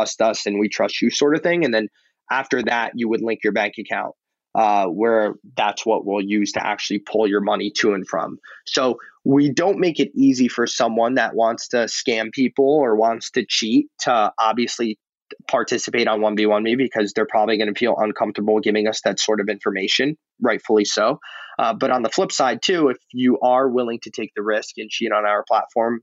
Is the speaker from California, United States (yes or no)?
no; New York, United States; Alex and I growing up in New York